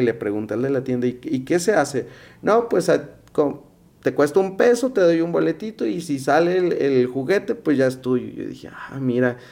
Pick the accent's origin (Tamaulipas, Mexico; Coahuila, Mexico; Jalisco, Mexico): Jalisco, Mexico; Guadalajara; yo vengo de Guadalajara